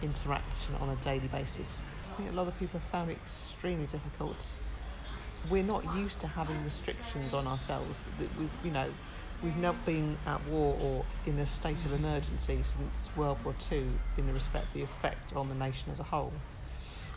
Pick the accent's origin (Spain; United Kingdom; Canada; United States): United Kingdom; Leigh-on-Sea, East of England; I'm from Leigh on Sea